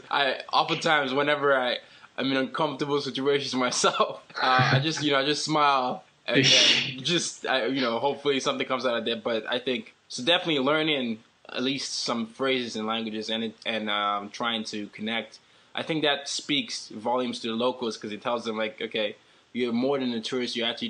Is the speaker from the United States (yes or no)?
no; Nigeria; I certainly don't sound like I'm supposed to sound because, you know, I'm Nigerian, but we have a different accent.